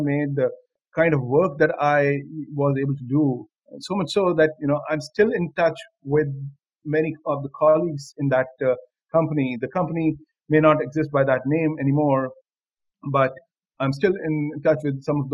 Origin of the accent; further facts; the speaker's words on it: Delhi, India; moved away as an adult; also born or lived in Gandhinagar, Gujarat; I'm from Delhi. I live in Delhi, and I've spent all my 21 years in Delhi